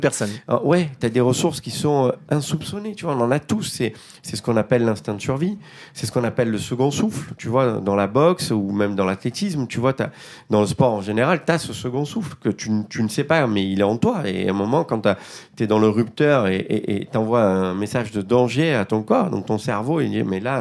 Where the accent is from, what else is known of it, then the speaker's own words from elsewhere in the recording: Marseille, Provence-Alpes-Côte d'Azur, France; Je viens des quartiers nord de Marseille